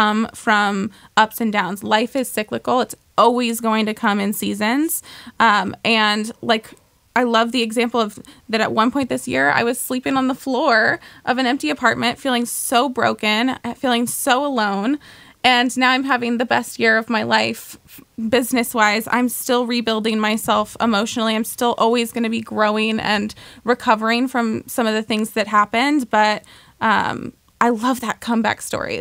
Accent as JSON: {"language": "English", "region": "Oregon", "country": "United States", "tie": "born or raised there", "said": "I grew up in Oregon"}